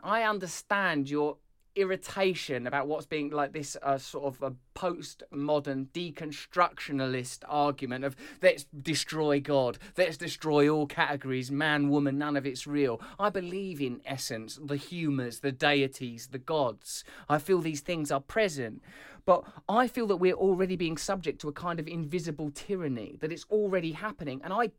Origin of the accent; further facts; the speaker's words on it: England, United Kingdom; As an English person, I accept that.